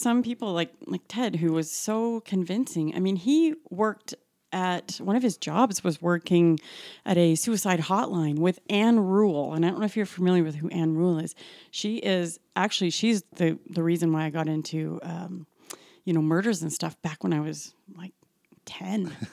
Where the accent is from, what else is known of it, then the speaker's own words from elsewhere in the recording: Calgary, Alberta, Canada; I was born and raised in Calgary